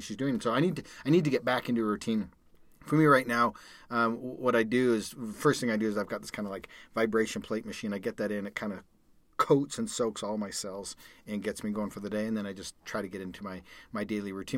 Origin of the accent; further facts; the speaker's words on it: Calgary, Alberta, Canada; moved away as an adult; now in United States; I grew up in Calgary, Canada